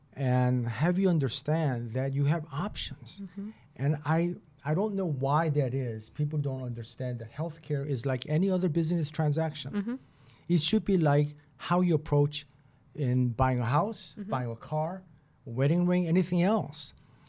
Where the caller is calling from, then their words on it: Boston, Massachusetts, United States; I mean, I'm talking from Boston.